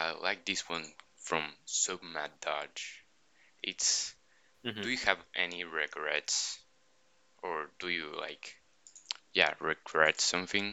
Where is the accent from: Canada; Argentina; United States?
Argentina; I'm from Argentina